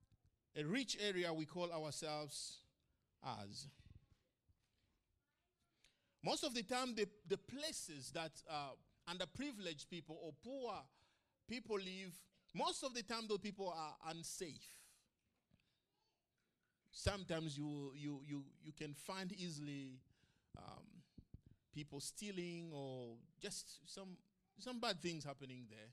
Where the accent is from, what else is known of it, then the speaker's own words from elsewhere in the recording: Bukavu, South Kivu, DR Congo; moved away as an adult; also born or lived in Kigali, Rwanda / Kampala, Uganda / Arusha, Tanzania / Sydney, Australia; now in Tamworth, Australia; I lived in a town called Bukavu